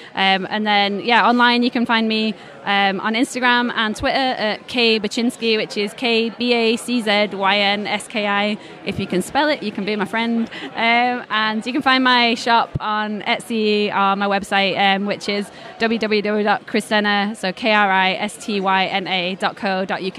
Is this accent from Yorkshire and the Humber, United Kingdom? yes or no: yes; Leeds, Yorkshire and the Humber, United Kingdom; I'm originally from Leeds, so it's my hometown show